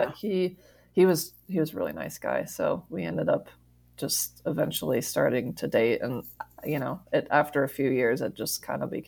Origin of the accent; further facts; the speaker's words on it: United States; I grew up in Tahoe, which is why we live here currently